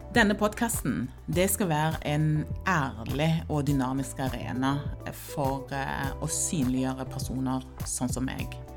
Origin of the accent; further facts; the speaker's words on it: Stavanger, Rogaland, Norway; also born or lived in Ghana; jeg er født i Ghana og kom til Norge da jeg var ti år gammel og vokste opp i Stavanger